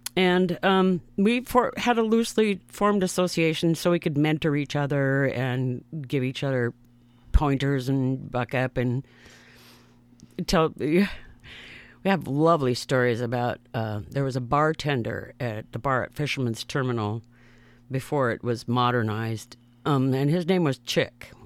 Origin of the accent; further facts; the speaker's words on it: Seattle, Washington, United States; I grew up in Seattle, Washington, in a neighborhood